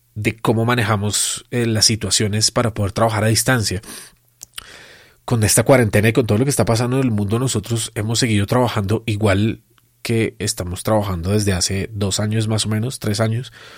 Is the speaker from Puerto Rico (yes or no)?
no; Colombia